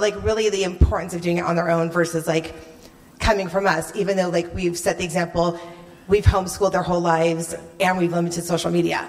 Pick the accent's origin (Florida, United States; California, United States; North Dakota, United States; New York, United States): California, United States; moved away as an adult; also born or lived in North Idaho; now in Idaho, United States; we're from California.